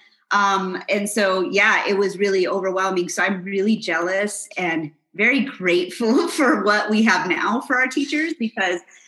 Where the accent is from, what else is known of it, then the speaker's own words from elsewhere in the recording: New Mexico, United States; moved away as an adult; also born or lived in Houston, Texas; I grew up in this great state of New Mexico. And I've been gone for over 20 years.